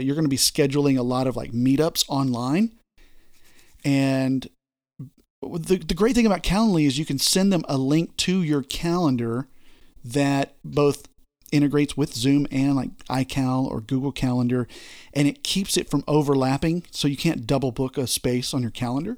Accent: Texas, United States; I'm from Texas

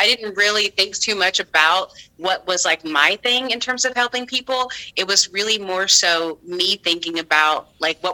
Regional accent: Deep South, United States; moved away; growing up in the Deep South

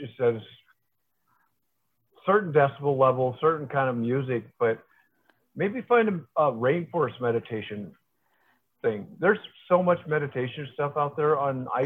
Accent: Iowa, Nebraska, Midwest, United States; moved away; also born or lived in Milwaukee, Wisconsin / Houston, Texas; I grew up in the Midwest

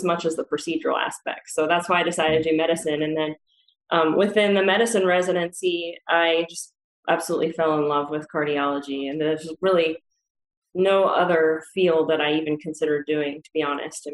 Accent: Indianapolis, Indiana, United States; moved away as an adult; also born or lived in Chapel Hill, North Carolina; now in Georgia, United States; I grew up in Indiana. I was born in Indianapolis

